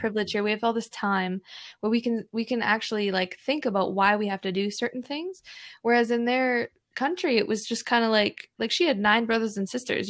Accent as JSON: {"language": "English", "region": "Alberta", "country": "Canada", "tie": "born or raised there", "said": "me and my siblings were born and raised in Canada"}